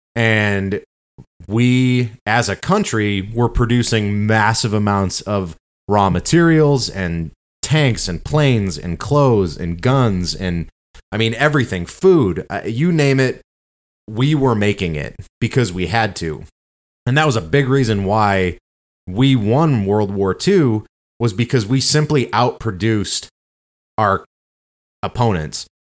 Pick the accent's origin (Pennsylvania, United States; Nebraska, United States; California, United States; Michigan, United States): Michigan, United States; We're from Michigan